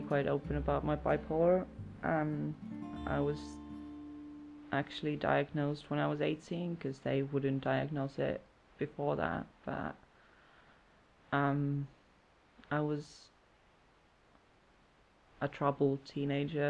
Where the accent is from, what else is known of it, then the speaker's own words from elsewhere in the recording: Jyväskylä, Central Finland, Finland; moved away as an adult; now in Brighton, United Kingdom; I'm from Jyväskylä, Finland, but I live in Brighton now